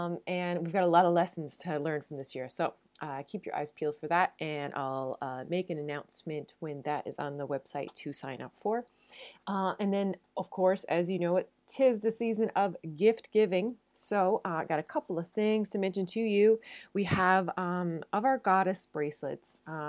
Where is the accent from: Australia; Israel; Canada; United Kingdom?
Canada; Newfoundland and Labrador; now in Netherlands; I'm a Newfoundlander and a Canadian coming to you from a city just south of Amsterdam in the Netherlands.